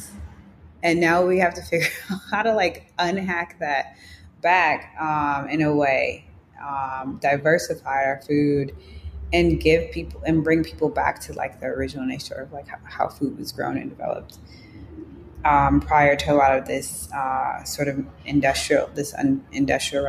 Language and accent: English; Chicago, Illinois, United States; growing up in Chicago